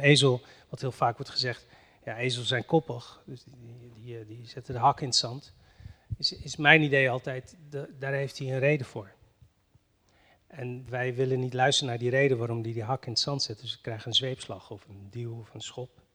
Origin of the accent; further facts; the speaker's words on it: northern Morocco, Morocco; moved away; ik ben geboren in Marokko en eh, in, dat dorp waar ik vandaan kom, in het noorden van Marokko